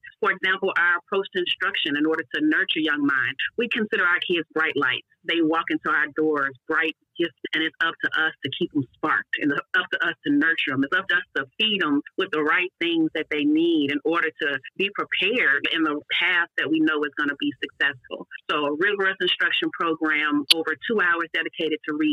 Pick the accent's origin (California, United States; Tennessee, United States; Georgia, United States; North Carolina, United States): Tennessee, United States; Memphis; moved away as an adult; also born or lived in Chicago / Denver / Washington, D.C.; now in Houston, United States; I'm originally from Memphis, Tennessee, born and raised, but I've been across the country